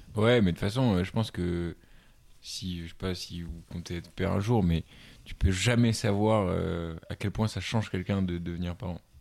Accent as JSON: {"language": "French", "town": "Paris", "region": "Île-de-France", "country": "France", "said": "je suis parisien"}